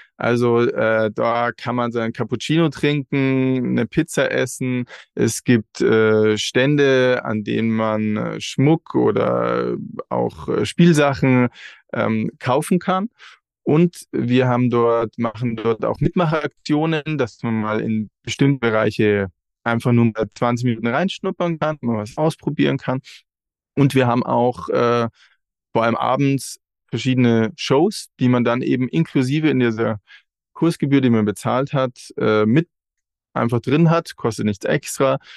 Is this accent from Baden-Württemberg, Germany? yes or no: no; Regensburg, Bavaria, Germany; wir kommen alle aus Regensburg